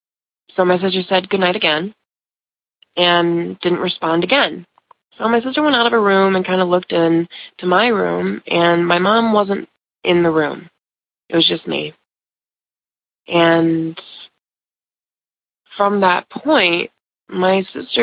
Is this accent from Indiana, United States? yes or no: no; Ohio, United States; I'm from Ohio